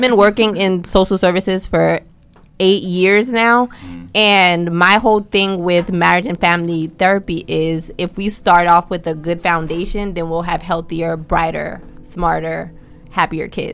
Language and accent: English; Newark, New Jersey, United States; first language Haitian Creole; also born or lived in East Orange, New Jersey / Orange, New Jersey / Ohio; I was born in Newark, New Jersey, raised in Newark, East Orange, Orange